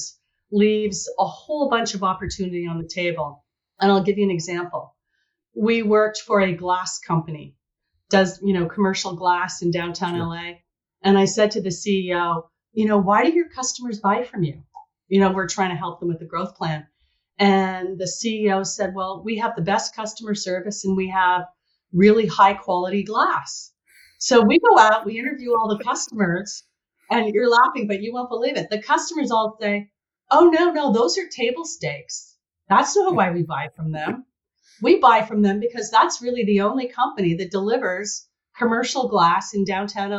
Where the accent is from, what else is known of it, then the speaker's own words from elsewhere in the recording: Montreal, Quebec, Canada; moved away as an adult; also born or lived in Toronto / Silicon Valley; I grew up in Montreal, joined Xerox Canada, and spent 20 years with the organization.